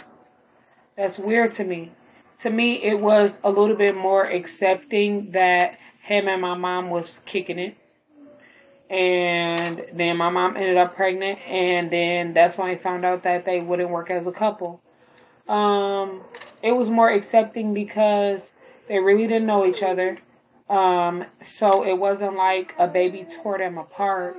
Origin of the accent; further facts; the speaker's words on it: Illinois, United States; I was born in Illinois